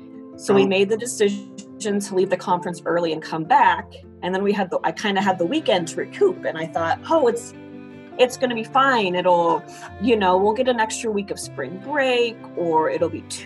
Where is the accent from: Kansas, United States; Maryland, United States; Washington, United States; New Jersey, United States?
Kansas, United States; Colby; moved away as an adult; now in Iola, United States; I'm from Colby, Kansas. So it's like the opposite side, northwest Kansas